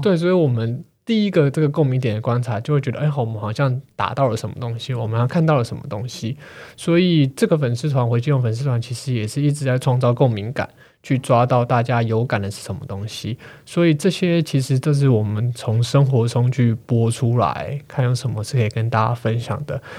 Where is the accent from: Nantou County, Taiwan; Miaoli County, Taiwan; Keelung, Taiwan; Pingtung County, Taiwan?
Keelung, Taiwan; 因为我其实就算是基隆市区长大的，诶，靠近基隆市区